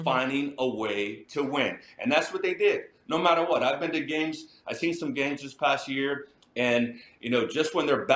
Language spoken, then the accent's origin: English; San Diego, California, United States; moved away; also born or lived in Kansas City; play in my hometown